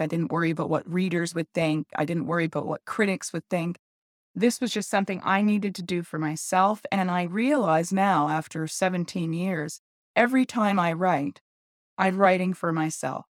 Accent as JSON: {"language": "English", "town": "Montreal", "region": "Quebec", "country": "Canada", "tie": "born or raised there", "said": "I was born in Montreal and brought up there."}